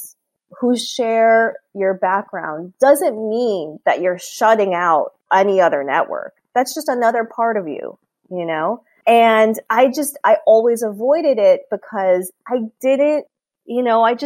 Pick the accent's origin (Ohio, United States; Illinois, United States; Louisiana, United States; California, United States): Illinois, United States; Chicago; moved away as an adult; my hometown